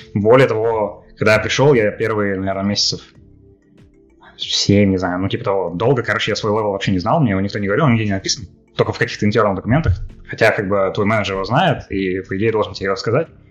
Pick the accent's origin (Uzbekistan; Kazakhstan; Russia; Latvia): Russia; moved away; also born or lived in Minsk, Belarus; я же из России